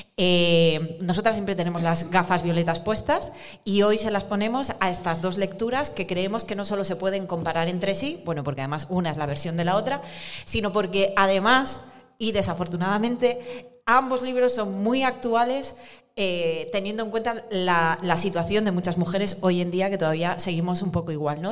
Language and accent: Spanish; Basque Country, Spain; soy del País Vasco